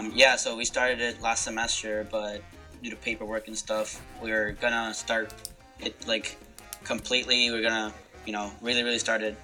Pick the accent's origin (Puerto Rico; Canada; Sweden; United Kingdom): Puerto Rico; Hatillo; moved away as an adult; now in Iowa, United States; I come from Atillo, Puerto Rico. I've been at Iowa State for 4 years studying mechanical engineering.